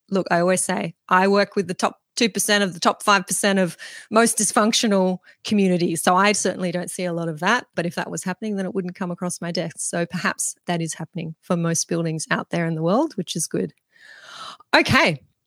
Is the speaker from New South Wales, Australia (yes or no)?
yes; Mudgee, New South Wales, Australia; right here where I am in my hometown of Mudgee